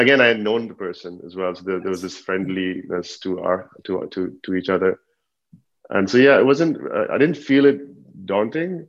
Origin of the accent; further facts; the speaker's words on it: Dubai, United Arab Emirates; also born or lived in Pakistan; from Pakistan, but born and raised in Dubai.